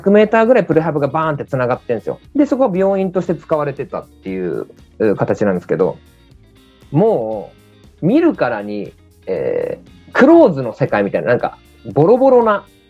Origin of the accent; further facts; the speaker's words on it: Chiba, Japan; 地元僕千葉なんですけども。